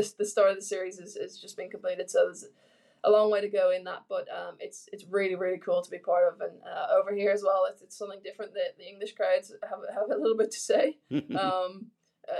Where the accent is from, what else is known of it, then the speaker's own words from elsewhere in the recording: Ireland; moved away as an adult; now in Australia; back in my hometown